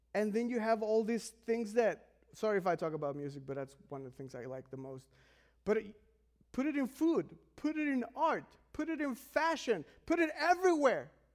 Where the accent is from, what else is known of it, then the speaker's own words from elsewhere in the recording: Mexico; I am from Mexico